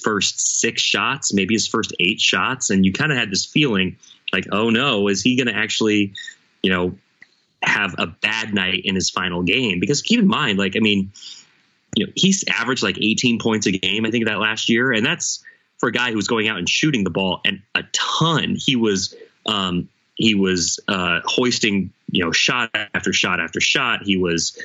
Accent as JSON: {"language": "English", "region": "Oregon", "country": "United States", "said": "I'm from Oregon. I was raised a fan of the Trailblazers"}